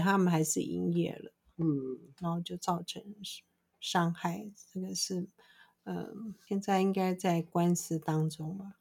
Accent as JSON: {"language": "Chinese", "country": "Taiwan", "said": "对，我们台湾人是非常喜欢吃猪肉"}